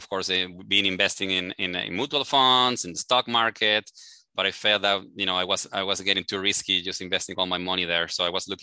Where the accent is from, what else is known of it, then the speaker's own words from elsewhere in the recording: Venezuela; English is a second language; moved away as an adult; now in Houston, United States; I am from Venezuela originally. I came here to the U.S. probably about 18 years ago already